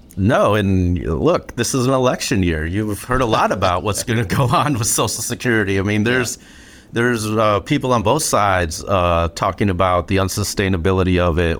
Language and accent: English; Flint, Michigan, United States; growing up in Flint